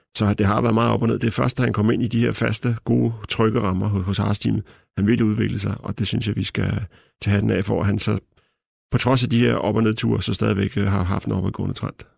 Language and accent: Danish; Denmark; som dansker